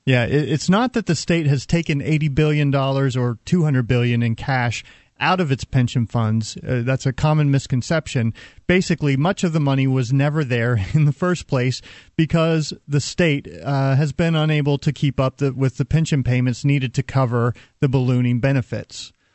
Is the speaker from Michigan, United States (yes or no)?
no; Texas, United States; I'm a Texan